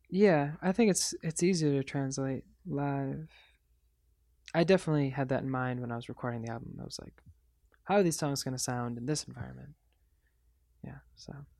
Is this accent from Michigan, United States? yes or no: yes; Michigan, United States; growing up in Michigan